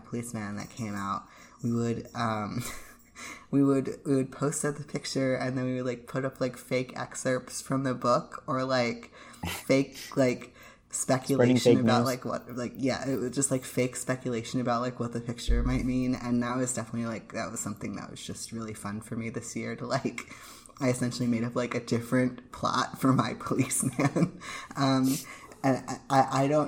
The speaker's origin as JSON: {"language": "English", "country": "United States", "said": "being an American"}